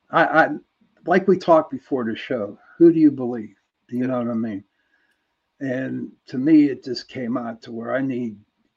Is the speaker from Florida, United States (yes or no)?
no; Pittsburgh, Pennsylvania, United States; But I'm from Pittsburgh.